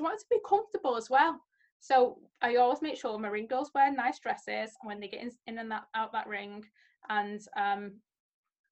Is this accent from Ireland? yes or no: no; United Kingdom; as a British fan